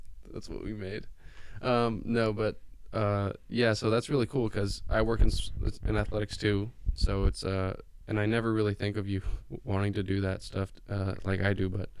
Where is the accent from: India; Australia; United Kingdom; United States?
United States; Bend, Oregon; moved away; also born or lived in Davis, California; I grew up in Bend, Oregon, right?